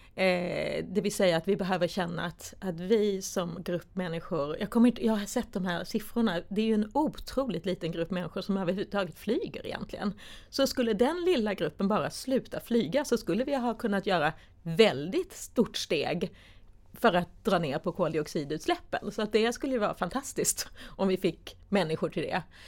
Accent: Sweden; som vi svenskar

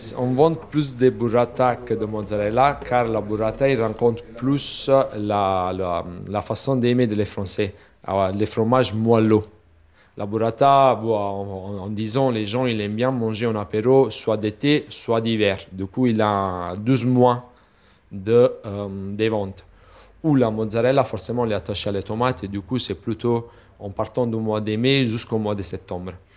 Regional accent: Naples, Campania, Italy; French is a second language; moved away; chez nous, à Napoli, on a la richesse de la bufflone

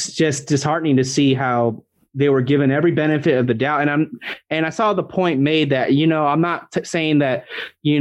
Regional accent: United States; being an American

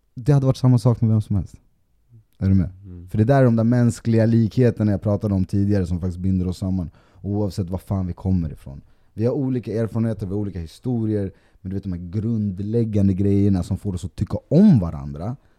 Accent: Sweden; also born or lived in Colombia; bor och är uppväxt i Sverige

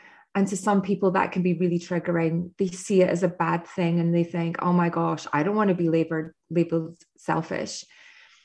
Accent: Scotland, United Kingdom; now in United States; being Scottish and living in America

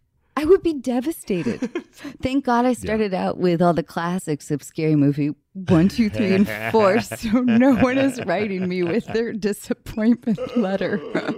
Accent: Pacific Northwest, United States; You know, I grew up in the Northwest. We didn't have much sex ed.

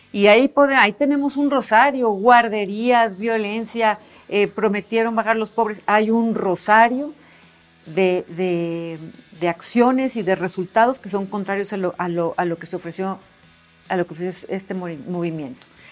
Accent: Hermosillo, Sonora, Mexico; soy de Hermosillo, Sonora

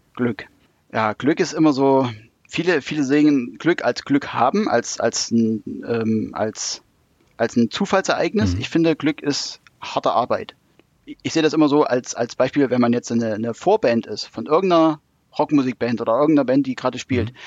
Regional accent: Thuringia, Germany; moved away; also born or lived in Hanover; es hat mich dann doch wieder nach Thüringen zurückgezogen

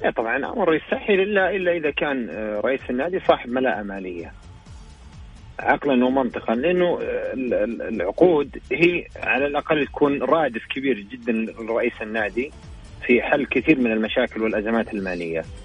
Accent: Saudi Arabia; عندنا في السعودية

